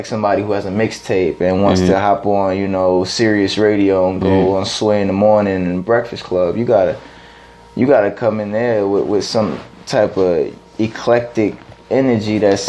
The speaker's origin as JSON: {"language": "English", "town": "East Cleveland", "region": "Ohio", "country": "United States", "said": "I'm in DC, I'm from East Cleveland, Ohio, brother."}